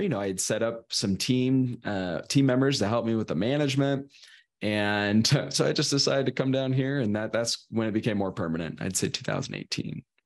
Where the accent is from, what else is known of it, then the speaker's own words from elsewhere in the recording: Sacramento, California, United States; I'm from Sacramento originally, Northern California